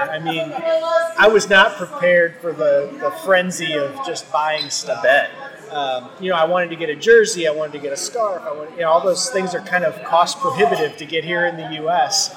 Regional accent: St. Louis, Missouri, United States; I am St. Louis, born and bred.

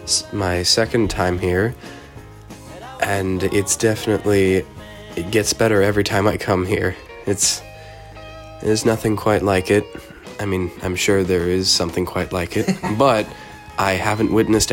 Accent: Portland, Oregon, United States; Well, I'm visiting from my hometown, Portland, Oregon, way on the opposite side of the states.

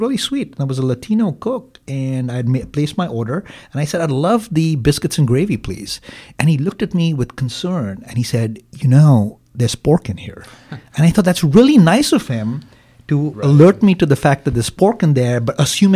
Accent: India; now in Green Bay, United States; I am from India

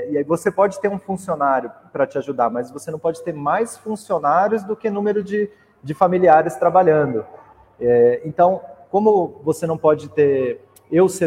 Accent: Mogi das Cruzes, São Paulo, Brazil; que sou de Mogi das Cruzes, ali da região de Itaiaçupeba

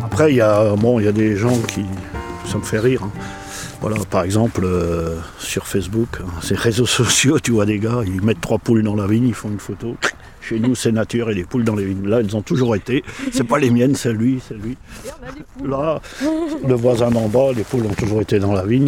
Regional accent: Alsace, Grand Est, France; moved away; chez moi en Alsace

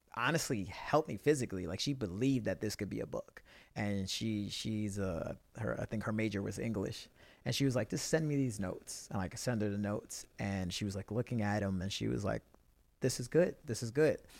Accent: New York City, New York, United States; I'm a kid from the Bronx

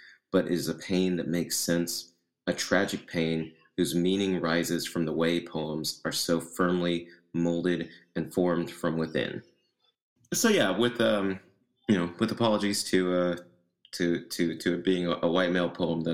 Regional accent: Tennessee, United States; I am from Tennessee

